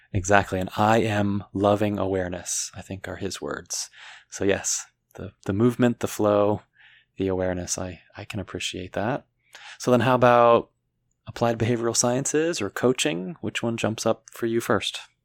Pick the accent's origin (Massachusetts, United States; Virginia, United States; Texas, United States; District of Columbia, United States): District of Columbia, United States; Washington, D.C. area; moved away; I'm born and raised in the Washington, D C area, as opposed to inside the city limits